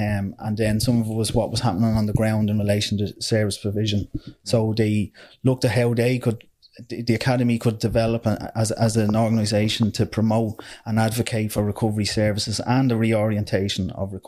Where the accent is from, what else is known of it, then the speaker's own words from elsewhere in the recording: Dublin, Leinster, Ireland; I came from similar backgrounds yourself, from areas of social disadvantage. I came from Finglas.